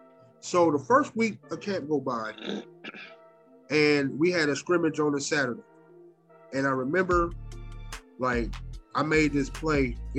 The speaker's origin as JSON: {"language": "English", "town": "Akron", "region": "Ohio", "country": "United States", "tie": "born or raised there", "said": "growing up in Akron on the east side, you, like I said, you grew up knowing the white people that you know is cops and teachers."}